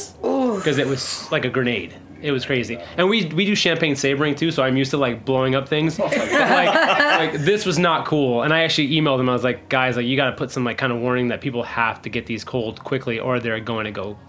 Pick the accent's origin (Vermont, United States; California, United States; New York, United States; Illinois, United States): Vermont, United States; So Lost Nation, I'm from Vermont, like always had tons of Lost Nation though.